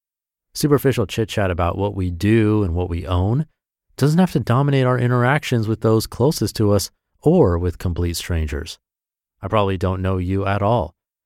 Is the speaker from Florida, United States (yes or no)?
yes; Miami, Florida, United States; born there; also born or lived in San Diego / Austin; now in Jupiter, United States; I was born in Miami, Florida. After traveling all over the world, Japan, Australia, etc., and living all around the country, San Diego, Austin, etc., alongside my wife, Angel, we decided to settle down in Jupiter, Florida